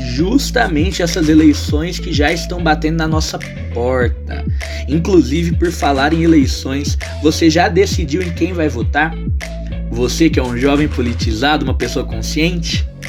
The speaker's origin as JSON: {"language": "Portuguese", "country": "Brazil", "said": "nós que somos brasileiros e jovens"}